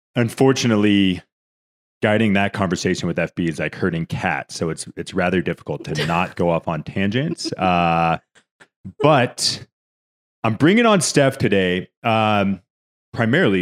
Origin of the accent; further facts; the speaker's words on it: California, United States; now in Denver, United States; I'm from California